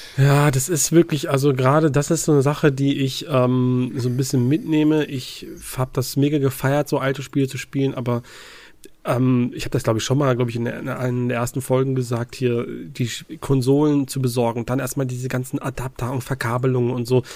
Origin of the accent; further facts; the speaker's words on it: Ruhr area, North Rhine-Westphalia, Germany; moved away; ich komme aus, ursprünglich aus dem Ruhrgebiet